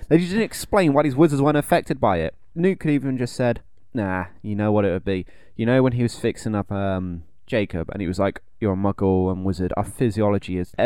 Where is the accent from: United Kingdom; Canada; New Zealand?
United Kingdom; England; We're English.